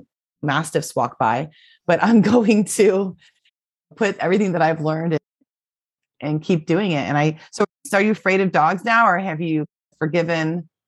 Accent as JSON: {"language": "English", "region": "Florida", "country": "United States", "tie": "born or raised there", "said": "And I grew up in Florida, walking on the hot cement all day growing up."}